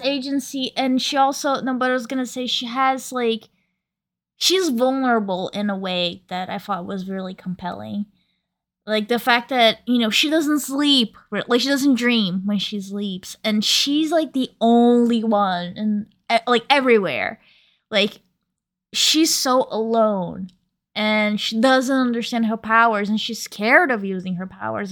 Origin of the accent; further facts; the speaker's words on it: New York, United States; a New Yorker